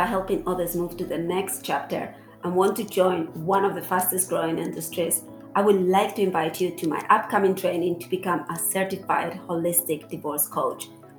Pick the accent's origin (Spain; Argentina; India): Spain; I'm from Spain.